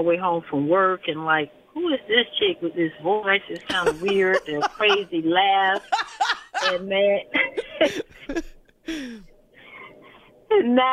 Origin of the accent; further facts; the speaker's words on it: Jacksonville, Florida, United States; now in Fort Worth, United States; I'm from Jacksonville, Florida